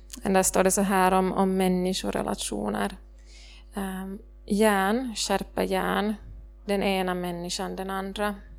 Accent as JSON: {"language": "Swedish", "region": "Ostrobothnia", "country": "Finland", "said": "som österbottning"}